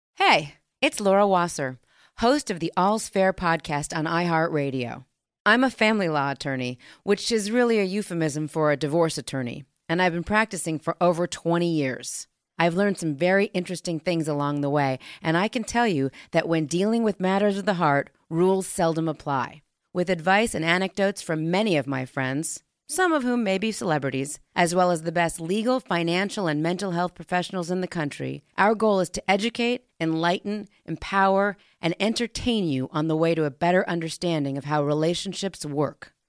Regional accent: Canada; moved away; also born or lived in New York; I'm from Canada originally

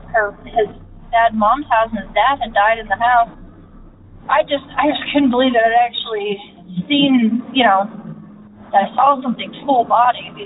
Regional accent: Indiana, United States; I am from Indiana.

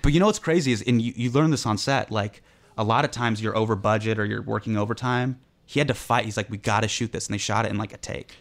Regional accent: Davis, California, United States; I'm a kid. I grew up in Davis

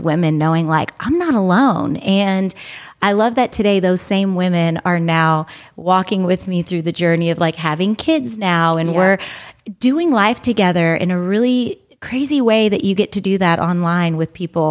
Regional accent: United States; now in Los Angeles, United States; we were growing up here in America and I was born in America

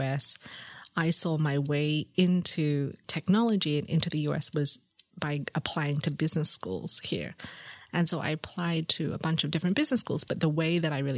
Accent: Sydney, New South Wales, Australia; also born or lived in Singapore; I grew up in Sydney in Lane Cove

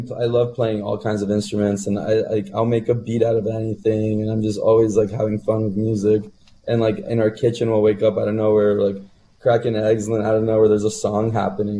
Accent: Burlington, Ontario, Canada; when I was growing up in Burlington.

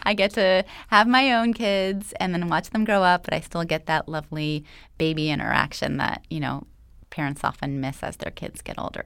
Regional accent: Los Angeles, California, United States; I was actually born and raised right here in Los Angeles.

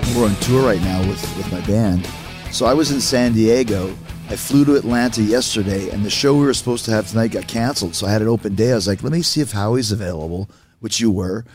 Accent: Winnipeg, Manitoba, Canada; I grew up in Winnipeg

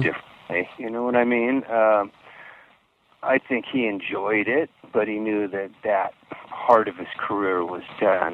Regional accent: Palm Springs, California, United States; I grew up in Palm Springs area in California

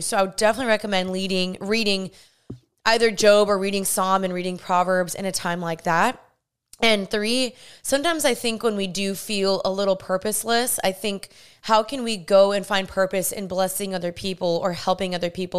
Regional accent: Dallas, Texas, United States; moved away; also born or lived in California; I'm from Dallas and I moved to California when I was there

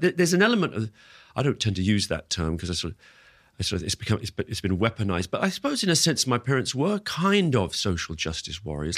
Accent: London, United Kingdom; also born or lived in Singapore; I was born in Singapore where they were teaching. Uh, my brother was born in, in Uganda where, um, where they were teaching at that time, my older brother. But then we set, they settled in London, and and so growing up

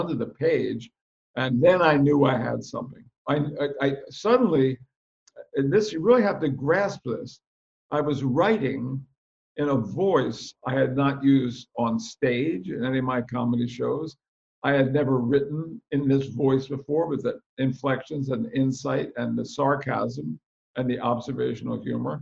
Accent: Philadelphia, Pennsylvania, United States; moved away as an adult; also born or lived in North Carolina; my career started in Philadelphia, my hometown

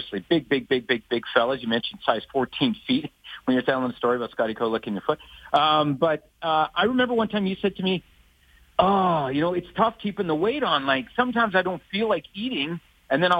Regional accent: Saskatoon, Saskatchewan, Canada; moved away; also born or lived in Calgary; I'm from Saskatoon, I'm from Saskatchewan

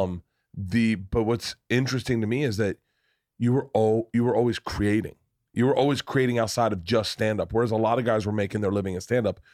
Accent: Florida, United States; I'm from Florida.

